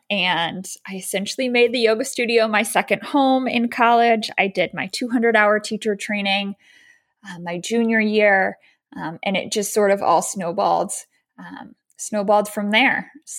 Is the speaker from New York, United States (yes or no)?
no; Baltimore, Maryland, United States; also born or lived in Chicago; So I am originally from Baltimore, Maryland. So born and raised here, went to undergrad in Maine.